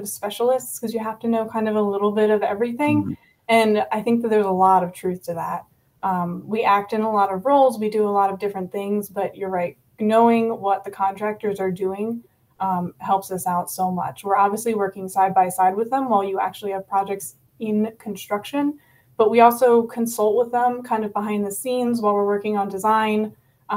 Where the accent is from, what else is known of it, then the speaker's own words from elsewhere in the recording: outside of Philadelphia, Pennsylvania, United States; moved away as an adult; I grew up outside of Philadelphia. I moved here a handful of years ago